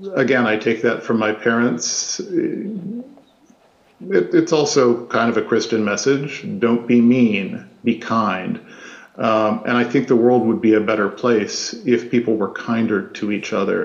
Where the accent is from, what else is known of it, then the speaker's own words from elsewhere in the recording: Midwest, United States; I grew up in the Midwest.